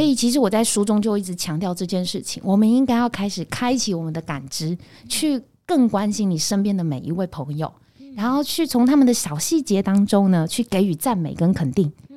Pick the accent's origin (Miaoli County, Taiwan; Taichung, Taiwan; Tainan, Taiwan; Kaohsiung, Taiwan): Taichung, Taiwan; moved away as an adult; now in Taipei, Taiwan; 我是台中人，哦。然后我就是到台北念书嘛